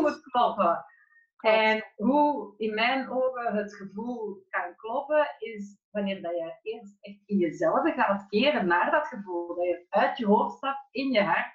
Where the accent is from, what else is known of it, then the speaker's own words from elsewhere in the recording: Flemish / Belgium, Flanders, Belgium; accent: Flemish; ik ben dus van België afkomstig en ik woon in Rijkenborstel, dus dat is eigenlijk dicht tegen de grens aan Breda